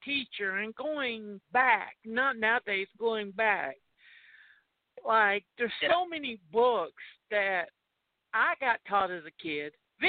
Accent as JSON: {"language": "English", "region": "the South", "country": "United States", "said": "another one offensive to me as a Southerner"}